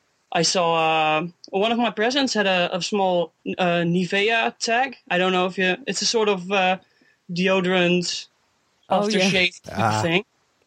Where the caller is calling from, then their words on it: Netherlands; from the Netherlands. From the Netherlands.